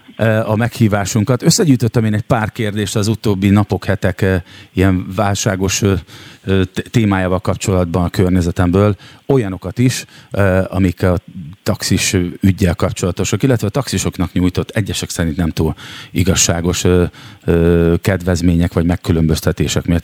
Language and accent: Hungarian; Szeged, Csongrád-Csanád, Hungary; now in Budapest, Hungary; mert szegedi vagyok, de most éppen ott lakom